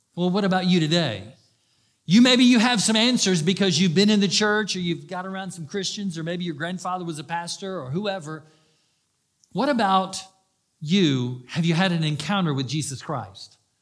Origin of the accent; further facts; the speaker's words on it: Daytona Beach, Florida, United States; I grew up in Daytona Beach.